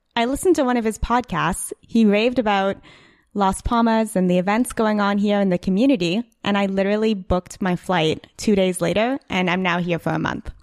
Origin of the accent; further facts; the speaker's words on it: Ottawa, Ontario, Canada; I'm from Ottawa